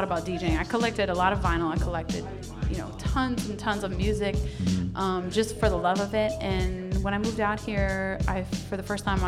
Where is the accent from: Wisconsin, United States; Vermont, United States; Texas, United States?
Wisconsin, United States; I was born in the Midwest. I was originally from Wisconsin.